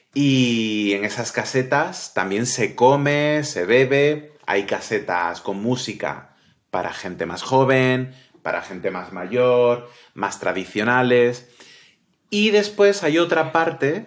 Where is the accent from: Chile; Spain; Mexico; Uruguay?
Spain; Cádiz, Andalusia; Como buen gaditano, buena persona de Cádiz